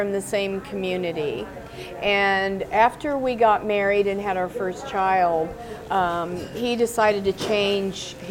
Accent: Hays, Kansas, United States; now in Farmville, United States; I grew up in Hays, Kansas, Ellis County, Kansas, which is west central Kansas

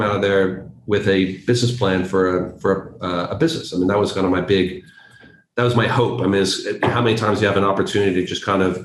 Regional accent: San Francisco, California, United States; moved away as an adult; now in London, United Kingdom; I'm from the States and specifically from California, specifically from San Francisco, which brands itself as the burrito capital of the world. And so grew up eating just a colossal amount of Mexican food

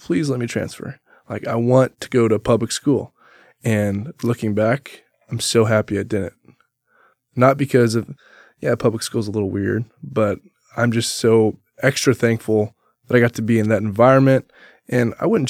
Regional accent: Oregon, United States; I tell them I'm from Southern Oregon.

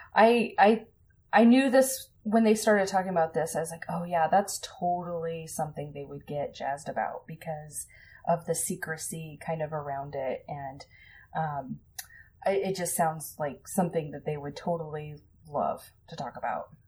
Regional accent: Colorado, United States; I grew up in Colorado

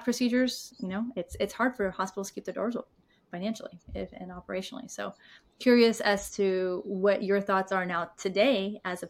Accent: India; I'm from India

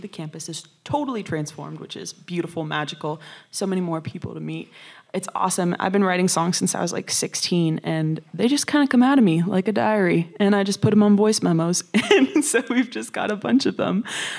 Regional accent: Austin, Texas, United States; moved away; I'm from Austin, Texas, which is a pretty big, like, live music spot for a lot of musicians to, like, go and do open mics and get their footing, really.

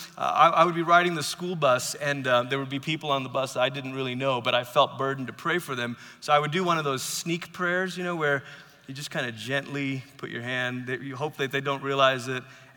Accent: Malaysia; now in United States; I grew up in Malaysia. I've lived in America now for 23 years

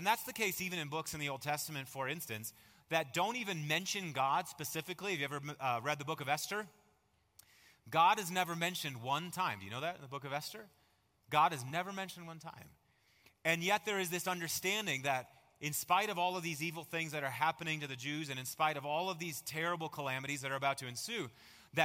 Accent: Marshfield, Wisconsin, United States; I remember growing up in Little Marshfield, Wisconsin

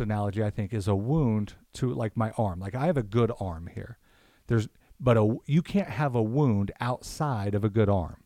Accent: Kansas City, United States; I'm from Kansas City

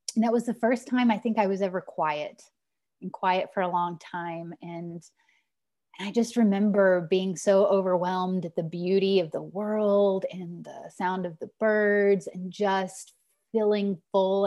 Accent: Lebanon, Missouri, United States; moved away as an adult; also born or lived in Kentucky; now in Texas, United States; I grew up in the White Oak Pond, uh, congregation in Lebanon, Missouri.

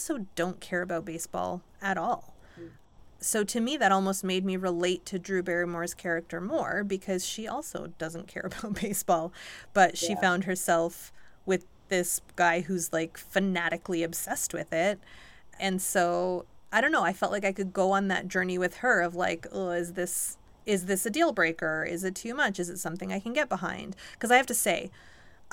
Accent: Oshawa, Ontario, Canada; we grew up in Oshawa

